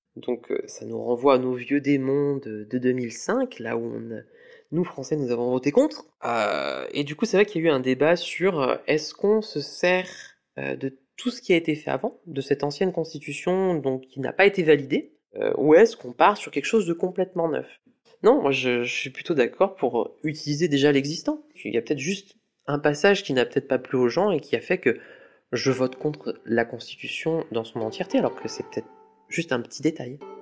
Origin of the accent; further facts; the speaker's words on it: Lyon, Auvergne-Rhône-Alpes, France; j'ai 34 ans et je viens de Lyon